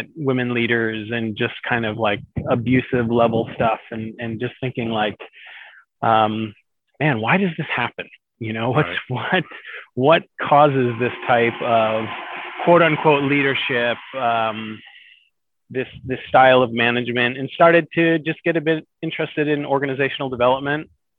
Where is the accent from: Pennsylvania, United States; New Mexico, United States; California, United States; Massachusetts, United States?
Massachusetts, United States; middle of; moved away as an adult; also born or lived in Maine, United States; now in Minakami, Japan; So I was born about 45 minutes outside of Boston, the middle of Massachusetts. But from about when I was in junior high school, we had a beach home in Maine, and my parents moved up to Maine.